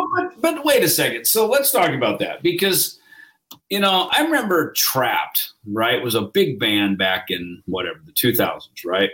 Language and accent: English; United States; I'm from America